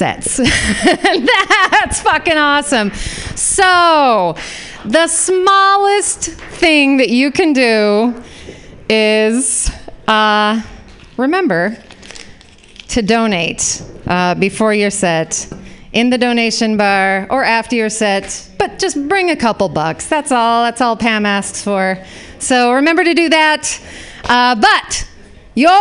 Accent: Utah, United States; moved away; I grew up in Utah

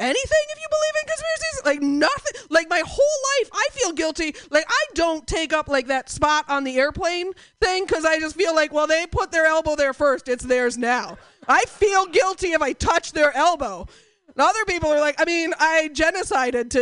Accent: Portland, United States; I'm from Portland

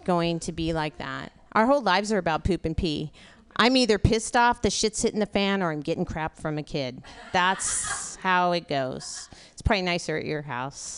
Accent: California, United States; now in Portland, United States; I grew up in California, so I still say the 101

